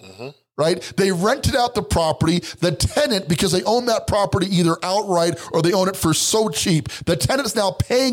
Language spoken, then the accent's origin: English; Colorado Springs, Colorado, United States; also born or lived in Brooklyn, New York; There's this neighborhood in Colorado Springs where I'm from, and we refer to it as Pikes Peak Park. But when I was a kid, we referred to it as the Hood